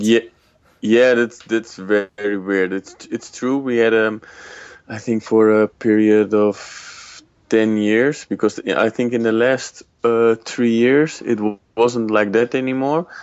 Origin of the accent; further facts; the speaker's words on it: Netherlands; I was born in Holland